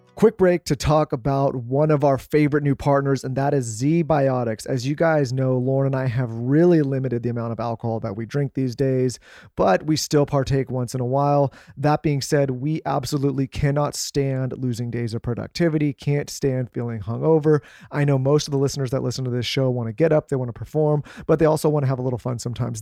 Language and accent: English; California, United States; moved away; we're from California